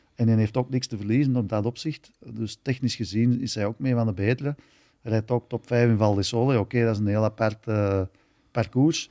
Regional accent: Belgium

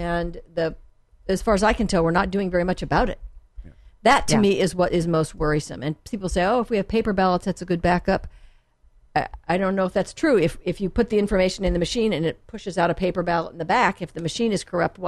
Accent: La Jolla, California, United States; My dad was a professor, so we were a bit of a gypsies in the beginning. And then I went to junior high school and high school in La Jolla.

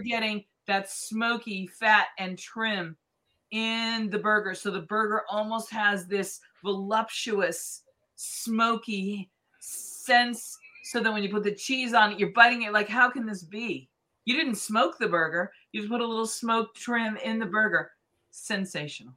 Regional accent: Boston, Massachusetts, United States; now in North Vancouver, Canada; I grew up in Boston

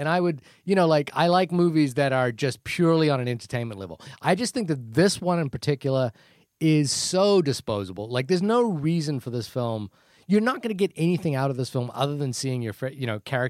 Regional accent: New Zealand; accent: New Zealand; My New Zealand accent doesn't work

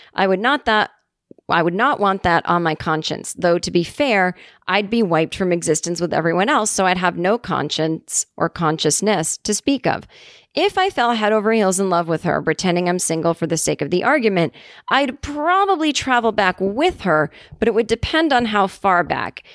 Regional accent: Massachusetts, United States; moved away; my hometown

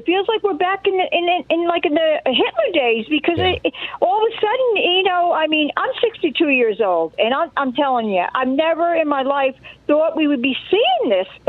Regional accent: New Jersey, United States; now in Cleveland, North Carolina, United States; I'm not originally from North Carolina. I'm a Jersey girl.

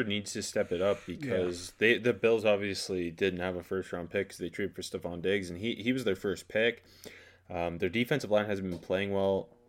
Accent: Canada; I love the pick as a Steelers fan, yeah, as a Canadian.

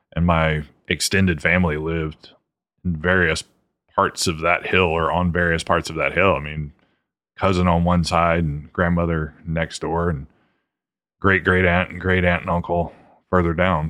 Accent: Many, Louisiana, United States; now in Dallas, United States; Manny, Louisiana, which is in the northern part of Louisiana, middle of nowhere

